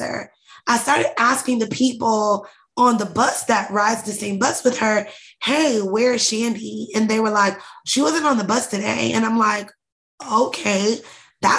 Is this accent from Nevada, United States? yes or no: no; Indianapolis, Indiana, United States; also born or lived in Atlanta; We were raised in Indianapolis, Indiana